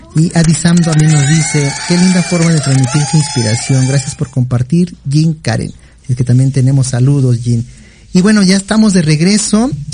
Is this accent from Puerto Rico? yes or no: no; Mexico; nosotros también como mexicanos